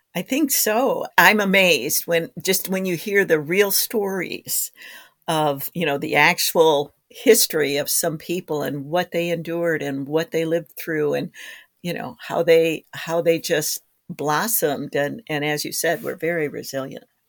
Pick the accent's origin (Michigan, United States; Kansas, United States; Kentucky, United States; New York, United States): Michigan, United States; Harrisville; now in Wisconsin, United States; my hometown, which is Harrisville, Michigan, which is on Lake Huron